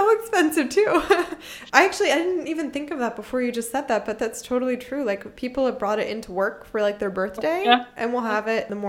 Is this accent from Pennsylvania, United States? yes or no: yes; Philadelphia, Pennsylvania, United States; moved away as an adult; also born or lived in South Carolina; now in Germany; When I lived in South Carolina, as I said, I grew up in Pennsylvania, I grew up in Philadelphia, and I moved to South Carolina